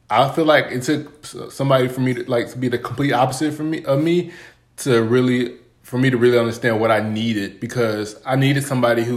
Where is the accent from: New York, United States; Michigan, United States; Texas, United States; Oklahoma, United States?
Texas, United States; I grew up in Texas, super hot